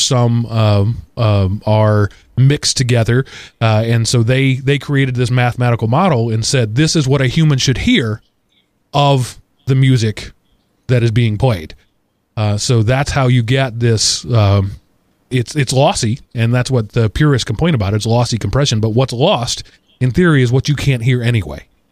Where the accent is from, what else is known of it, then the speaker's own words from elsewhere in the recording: Texas, United States; moved away; I am a Texan who grew up in dry heat